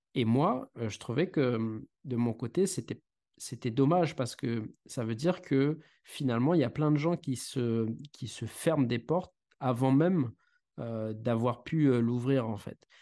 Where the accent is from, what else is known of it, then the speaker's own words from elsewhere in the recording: Saint-Benoît, Réunion; also born or lived in mainland France; J'ai grandi à Saint-Benoît, d'accord, dans l'Est